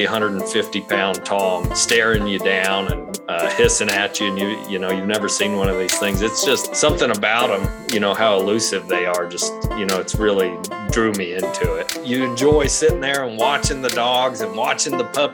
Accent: Roswell, New Mexico, United States; We're from Roswell, New Mexico originally, and that's where we still live today.

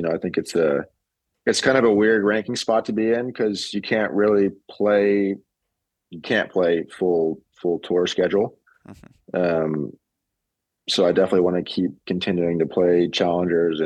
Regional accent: United States; as an American

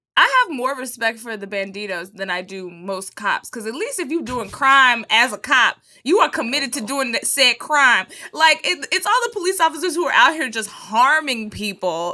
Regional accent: Texas, United States; I'm from Texas, so I grew up speaking Spanish that I learned from people from Mexico.

